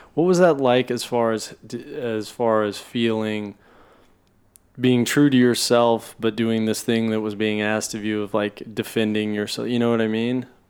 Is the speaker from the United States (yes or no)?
yes; Oklahoma City, Oklahoma, United States; I grew up in Oklahoma City